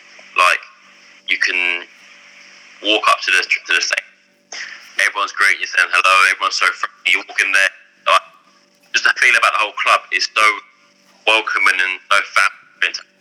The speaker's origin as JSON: {"language": "English", "town": "Ipswich", "region": "East of England", "country": "United Kingdom", "said": "Because I'm from Ipswich, I'm quite far from everywhere in London."}